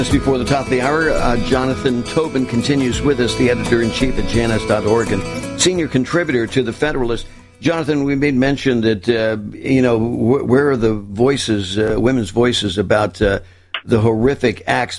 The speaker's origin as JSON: {"language": "English", "region": "Florida", "country": "United States", "said": "my home state of Florida"}